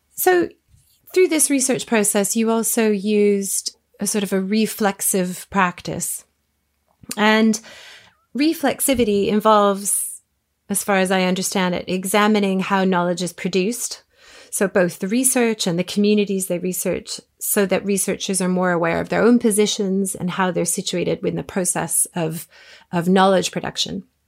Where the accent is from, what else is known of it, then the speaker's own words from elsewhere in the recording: Toronto, Ontario, Canada; moved away as an adult; also born or lived in France / Japan / Burkina Faso / Rwanda; now in England; I grew up in Toronto, Canada, a large multicultural city but have lived in England for about 20 years